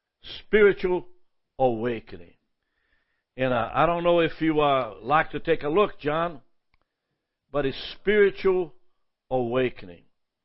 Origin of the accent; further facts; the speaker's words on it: Brazil; now in United States; I'm actually originally from Brazil. We've been here for 55 years, 56. I mean, it's going to be 60 pretty soon. And so most of my life has been in America. But as I grew up as a child in Brazil, I was a part of a revival